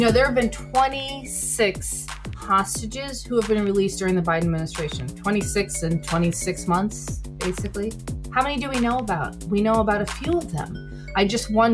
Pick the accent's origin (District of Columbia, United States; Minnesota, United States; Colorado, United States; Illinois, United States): District of Columbia, United States; Washington; born or raised there; also born or lived in New York City area